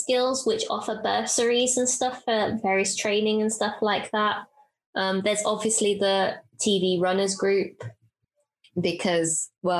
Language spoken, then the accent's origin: English; Bedford, East of England, United Kingdom; I'm from Bedford